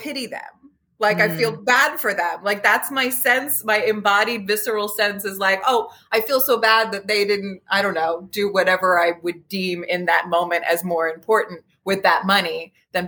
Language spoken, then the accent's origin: English; Bucks County, Pennsylvania, United States; growing up in Bucks County